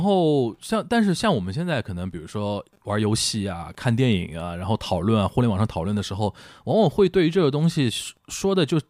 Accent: Shanghai, China; 我们上海人叫横竖横啊

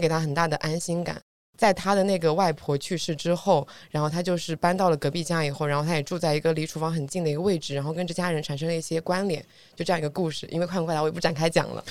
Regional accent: Zhuji, Zhejiang, China; moved away; 我的老家是诸暨

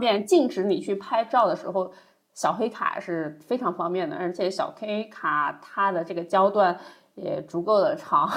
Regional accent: Chongqing, China; 我老家重庆

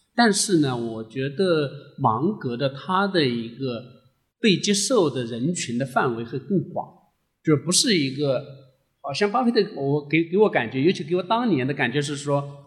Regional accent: China; 让我们中国人

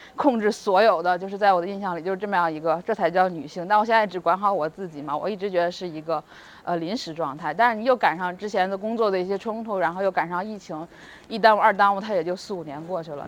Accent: China; also born or lived in Beijing; 我们就是中国人

